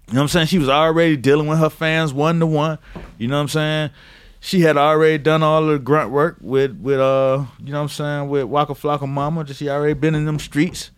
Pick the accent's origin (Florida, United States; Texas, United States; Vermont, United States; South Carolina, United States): Florida, United States; Miami; I'm from Miami